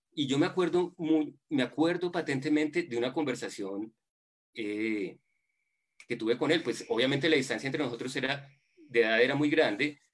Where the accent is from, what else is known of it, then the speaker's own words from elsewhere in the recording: Buga, Valle del Cauca, Colombia; moved away as an adult; also born or lived in Bogotá, Colombia / United States; yo soy bugueño y viví mi infancia y adolescencia en fincas del Valle del Cauca